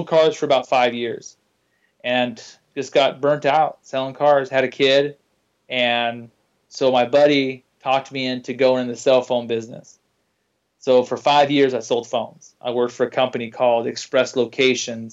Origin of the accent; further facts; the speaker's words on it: Oregon, United States; moved away as an adult; now in Boise, United States; I'm from Oregon, and January of 06, I moved to Boise, Idaho, this area here, and I've been here since then.